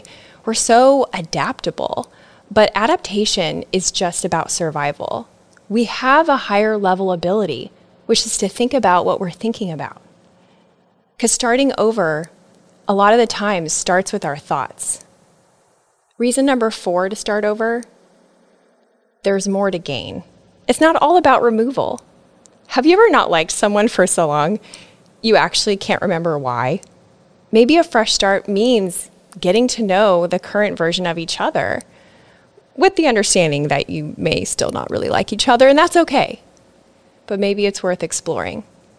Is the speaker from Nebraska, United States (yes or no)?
yes; Nebraska, United States; now in Florida, United States; I pruned friends, relationships, and even my home state. I moved from Nebraska to Florida.